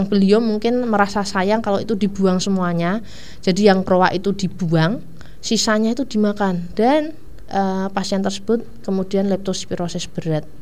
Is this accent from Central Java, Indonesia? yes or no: yes; Ungaran, Central Java, Indonesia; daerah saya juga daerah atas sih saya dari Ungaran itu juga ada tikusnya